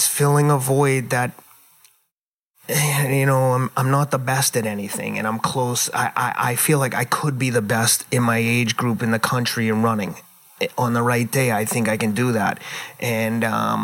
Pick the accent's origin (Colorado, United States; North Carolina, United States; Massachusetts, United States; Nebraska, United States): Massachusetts, United States; Somerville; also born or lived in New York; now in Pacific Palisades, California, United States; I grew up in inner city, blue collar Somerville